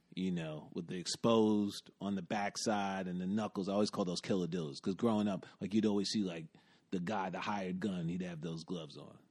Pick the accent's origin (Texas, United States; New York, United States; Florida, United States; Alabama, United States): New York, United States; New York City; also born or lived in Bronx / Brooklyn; I grew up in the West Village, though I d, also did a stint in the Bronx, and now I live in Brooklyn